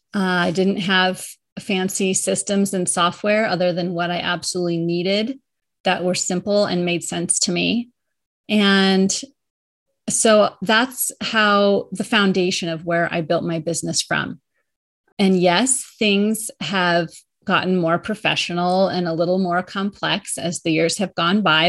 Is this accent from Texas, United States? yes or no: no; Colorado, United States; moved away as an adult; also born or lived in New York area; I moved from New, the New York area back to my home state of Colorado.